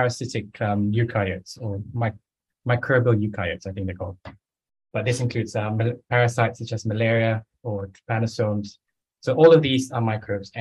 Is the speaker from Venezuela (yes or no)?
no; Malaysia; moved away as an adult; I did an undergraduate in zoology in Malaysia, where I grew up